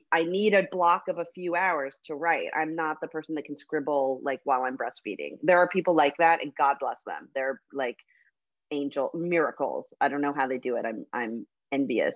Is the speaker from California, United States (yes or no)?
yes; Fresno, California, United States; I grew up in Fresno, California